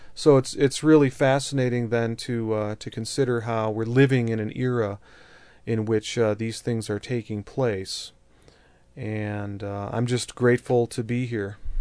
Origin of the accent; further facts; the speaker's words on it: Colorado, United States; here in Colorado, my home state